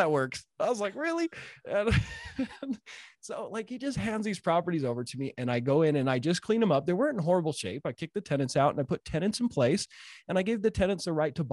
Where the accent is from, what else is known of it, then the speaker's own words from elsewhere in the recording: Utah, United States; I'm a redneck from Utah.